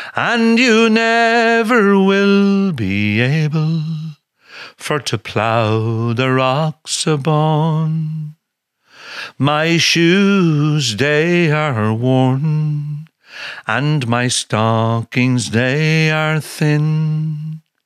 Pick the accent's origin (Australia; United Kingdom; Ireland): Ireland; Leinster; growing up in Laois